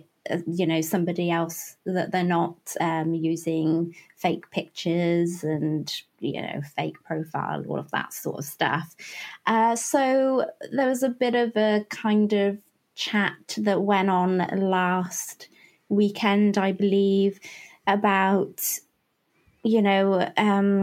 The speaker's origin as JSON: {"language": "English", "country": "United Kingdom", "said": "I come from the England-Wales border in the UK"}